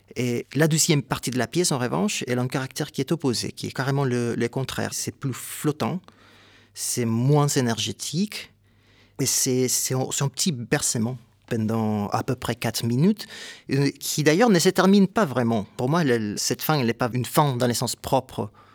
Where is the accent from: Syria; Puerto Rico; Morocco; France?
Puerto Rico; Ponce; moved away; also born or lived in San Juan, Puerto Rico; Je viens de Porto Rico